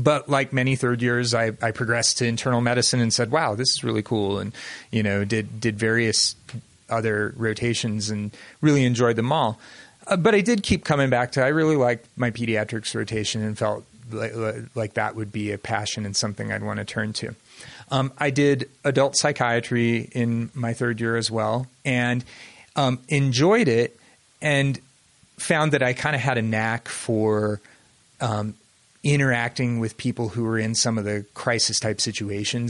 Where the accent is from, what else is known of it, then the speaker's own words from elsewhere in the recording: Cincinnati, Ohio, United States; moved away as an adult; also born or lived in Indiana; now in Utah, United States; I was born and raised in Cincinnati